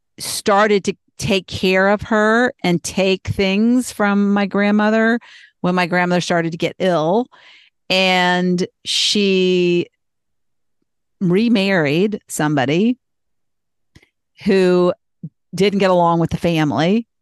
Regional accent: Boston, Massachusetts, United States; born there; moved away; My father had 3 sisters and he was born in Boston. I was born in Boston. So everybody on his side of the family stayed in Boston, but us, we moved.

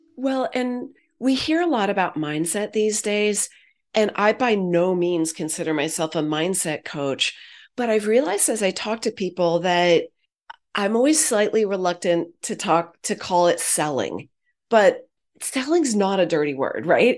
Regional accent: Silicon Valley, California, United States; I'm a Silicon kid. I grew up in Silicon Valley.

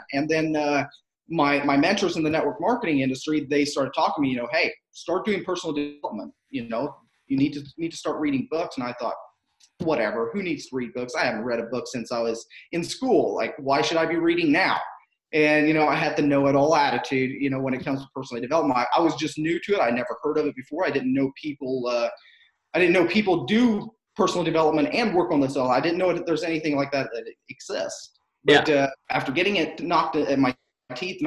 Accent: Southern Ohio, United States; moved away as an adult; now in Akron, United States; I grew up in Southern Ohio, and moved up to northeastern part of Ohio about 5 years ago

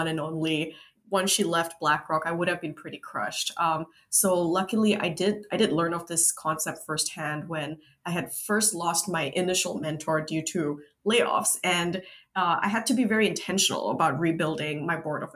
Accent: Singapore; now in United States; as a Singaporean living in the US

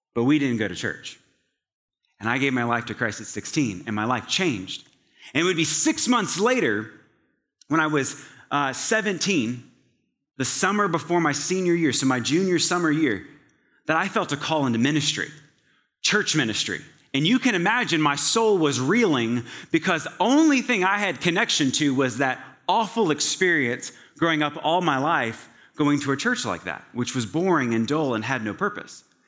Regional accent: Scottsville, Virginia, United States; now in Atlanta, United States; in the small town of Scottsville, Virginia, located in central Virginia, the town has about a population of five hundred people

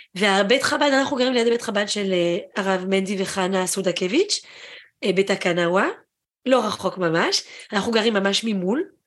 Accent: France; also born or lived in Israel; now in Japan; גדלתי בצרפת, כשהייתי קטנה

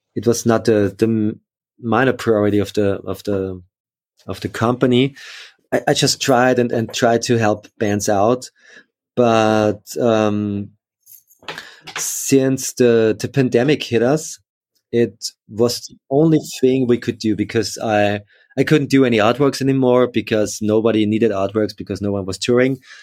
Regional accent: Upper Austria, Austria; also born or lived in Linz; I grew up in, in, in Austria, in Upper Austria, in a, in a small village, uh, but then moved to Linz

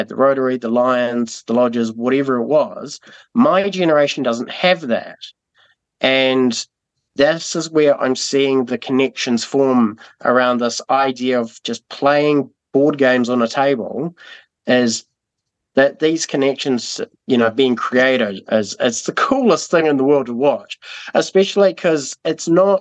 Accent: Timaru, Canterbury, New Zealand; also born or lived in Burkes Pass; So before we were in Timaru, I grew up in Burke's Pass

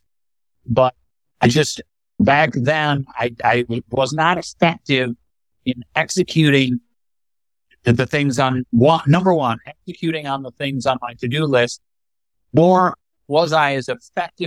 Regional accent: Michigan, United States; I grew up north in the country. My dad was an executive at Gerber Products Company

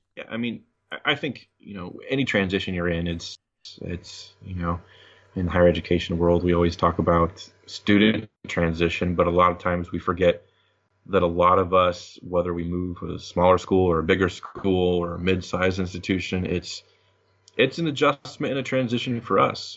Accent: Monmouth, Illinois, United States; moved away; also born or lived in Peoria, Illinois; my parents lived in Monmouth

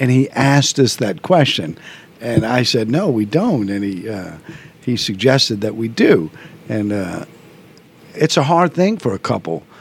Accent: New Orleans, Louisiana, United States; being Irish Catholic in New Orleans

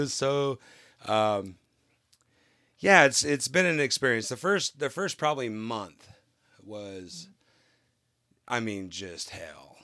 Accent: California, United States; moved away; I'm originally from California

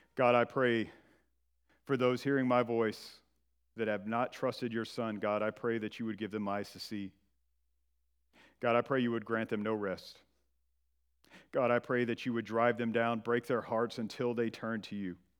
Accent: northern Georgia, United States; moved away; I'm from Georgia, and I am from the northern part of the state in the foothills of the Appalachian Mountains

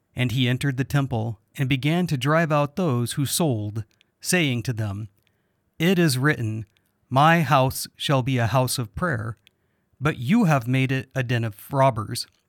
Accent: United States; As an American

